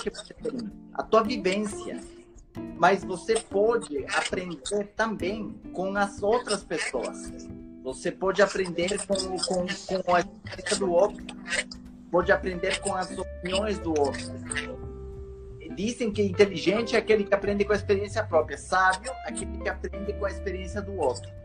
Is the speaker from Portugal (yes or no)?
no; Ecuador; Portuguese is a second language; now in Brazil; eu considero que eu sou um brasileiro morando no corpo do equatoriano